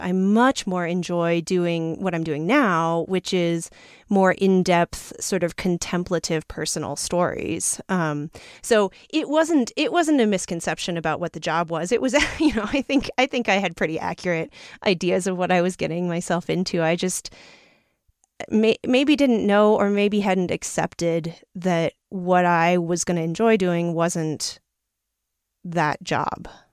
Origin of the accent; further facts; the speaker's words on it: New York City, New York, United States; I come from New York City, which is not necessarily known for being the most outdoorsy place